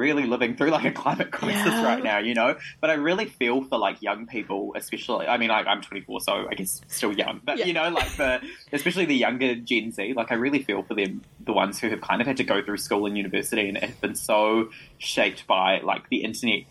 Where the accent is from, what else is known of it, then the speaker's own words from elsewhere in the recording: New Zealand; I was born in New Zealand, so I've lived here pretty much my whole life